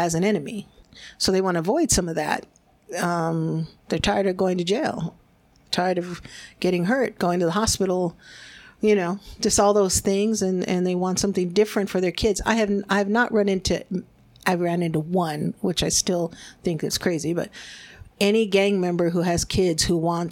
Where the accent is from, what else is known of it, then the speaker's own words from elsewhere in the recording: United States; first language Spanish; English is a second language; being born here in the United States. And my parents were immigrants. They're from Mexico